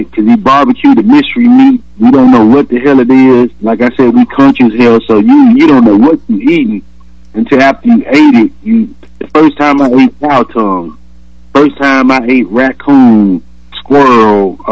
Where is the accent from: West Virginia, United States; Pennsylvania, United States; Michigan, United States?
Michigan, United States; Detroit; also born or lived in Alabama; I'm from Alabama, raised in Detroit